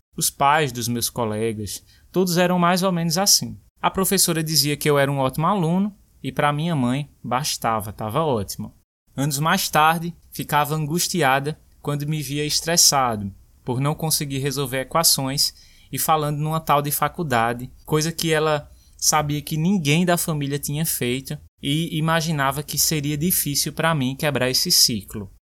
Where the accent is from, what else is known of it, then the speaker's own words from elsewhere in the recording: Brazil; moved away; Crescer numa vila do interior